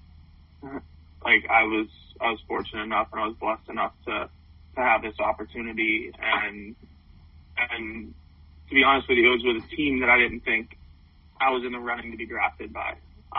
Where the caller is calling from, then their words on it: Clearwater, Florida, United States; I'm actually down in Florida, so my dad and stepmom have a place down here in Clearwater